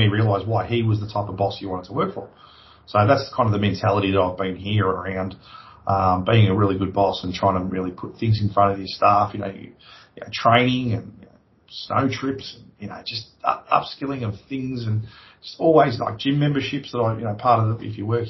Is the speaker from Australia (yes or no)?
yes; Australia; moved away as an adult; also born or lived in London; I come home and I took that technology, and I was the one who sort of started that whole industry here in Australia